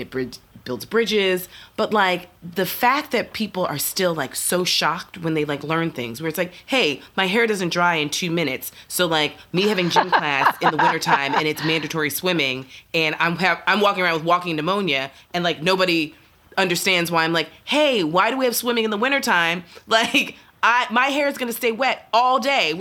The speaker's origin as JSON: {"language": "English", "region": "New York", "country": "United States", "said": "as a New Yorker"}